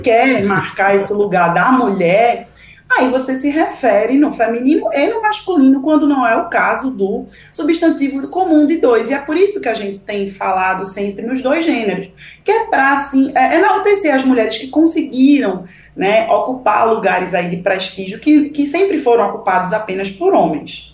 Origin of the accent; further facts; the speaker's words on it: Recife, Pernambuco, Brazil; moved away as an adult; now in Ceará, Brazil; pernambucana recifense